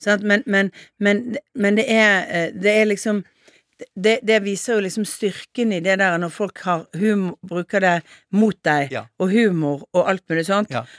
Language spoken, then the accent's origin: Norwegian; Bergen, Vestland, Norway; som bergenser så er du jo litt direkte